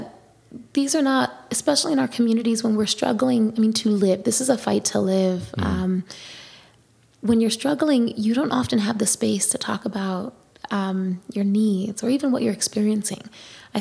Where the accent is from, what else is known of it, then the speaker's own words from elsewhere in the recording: New York City, New York, United States; I'm born and raised in the Bronx